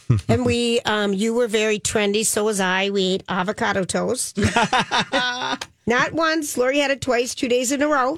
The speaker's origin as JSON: {"language": "English", "region": "Minnesota", "country": "United States", "said": "We're from Minnesota"}